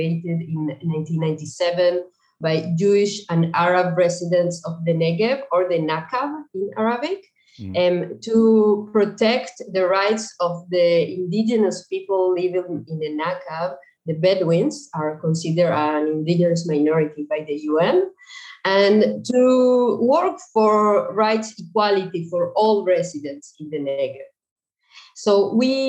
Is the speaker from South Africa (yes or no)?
no; Uruguay; moved away as an adult; now in Israel; I was born and raised in Uruguay